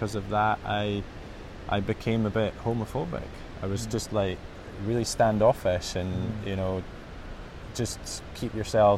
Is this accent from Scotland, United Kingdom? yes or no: yes; Edinburgh, Scotland, United Kingdom; in my early 20s when I was growing up in Edinburgh